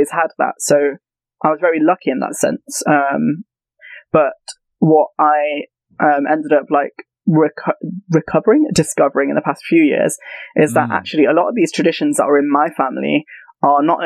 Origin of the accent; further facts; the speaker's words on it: Leicester, East Midlands, United Kingdom; I'm from Leicester, which is up north in the Midlands